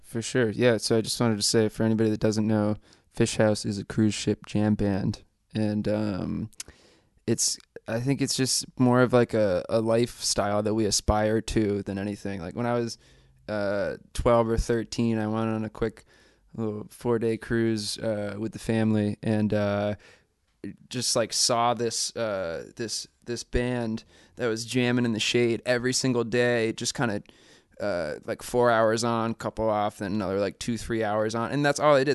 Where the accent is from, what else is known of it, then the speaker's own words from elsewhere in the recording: Mystic, Connecticut, United States; We grew up together in Mystic, Connecticut